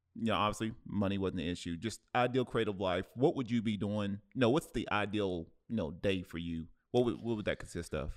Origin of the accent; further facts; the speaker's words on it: Cleveland, Ohio, United States; moved away; my hometown, uh, in, in Cleveland